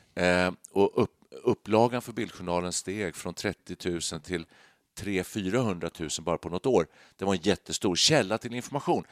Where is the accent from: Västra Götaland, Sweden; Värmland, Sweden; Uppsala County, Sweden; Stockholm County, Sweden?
Stockholm County, Sweden; Danderyd; vi kom från Danderyd då, just norr om Stockholm där